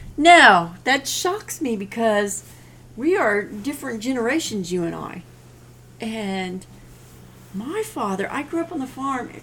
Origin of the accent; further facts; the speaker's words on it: Missouri, United States; I'm born and raised in Missouri